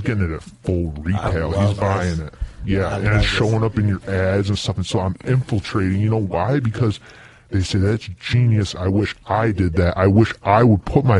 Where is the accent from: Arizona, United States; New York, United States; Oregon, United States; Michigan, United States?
New York, United States; I grew up in New York